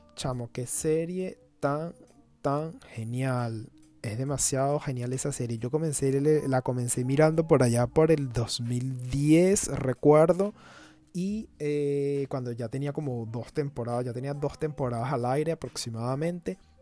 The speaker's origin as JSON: {"language": "Spanish", "country": "Venezuela", "tie": "born or raised there", "said": "cuando era niño eh, estando en Venezuela"}